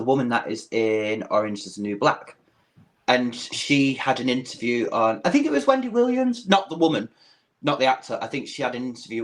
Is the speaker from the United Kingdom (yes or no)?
yes; United Kingdom; accent: British; as a Brit